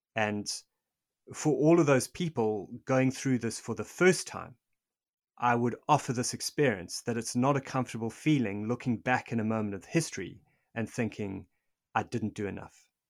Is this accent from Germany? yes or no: no; South Africa; I'm South African. I lived through this. I lived through apartheid